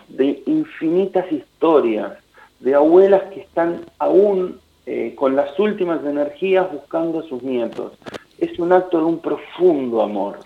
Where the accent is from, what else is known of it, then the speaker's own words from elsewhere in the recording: Buenos Aires, Argentina; los porteños tenemos esta del alma, el alma de Buenos Aires es, es nuestra música